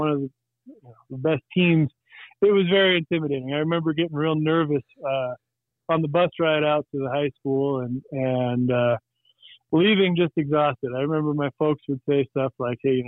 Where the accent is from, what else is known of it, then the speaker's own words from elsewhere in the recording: Whitewood, South Dakota, United States; I grew up in Whitewood